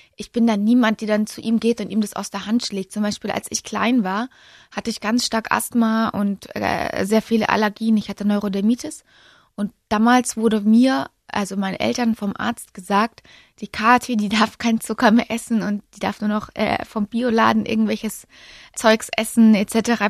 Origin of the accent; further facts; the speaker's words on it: Munich, Bavaria, Germany; Ich bin ja gebürtige Münchnerin